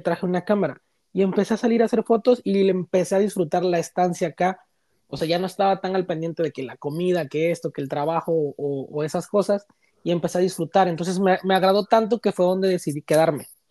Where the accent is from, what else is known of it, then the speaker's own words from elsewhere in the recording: Chiapas, Mexico; moved away as an adult; now in Toronto, Canada; Soy originario de Chiapas, eh, el estado que está pegadito a Guatemala.